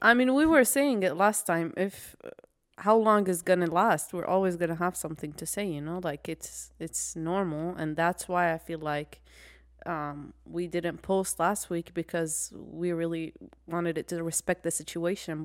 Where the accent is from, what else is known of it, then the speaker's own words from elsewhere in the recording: Iraq; moved away; I'm from Iraq